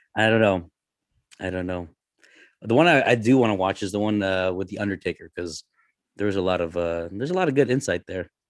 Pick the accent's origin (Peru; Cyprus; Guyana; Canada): Canada; I'm Canadian.